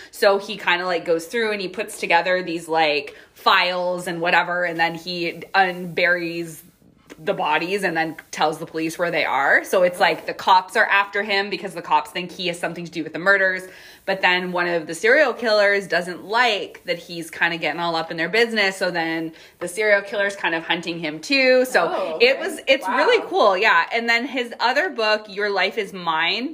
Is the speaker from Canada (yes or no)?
yes; Canada; we are Canadian